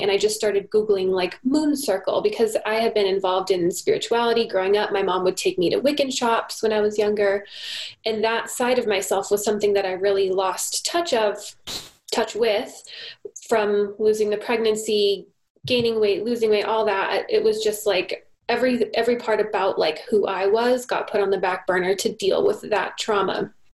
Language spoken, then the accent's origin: English; United States; moved away as an adult; now in Canada; I'm American